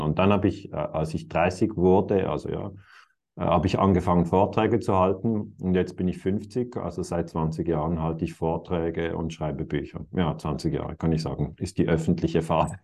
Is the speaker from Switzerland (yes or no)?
yes; Switzerland; für mich als Schweizer